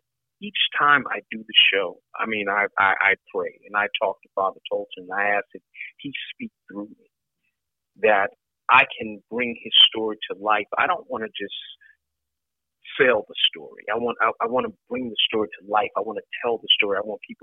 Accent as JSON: {"language": "English", "region": "Texas", "country": "United States", "tie": "born or raised there", "said": "I was born and raised in Texas"}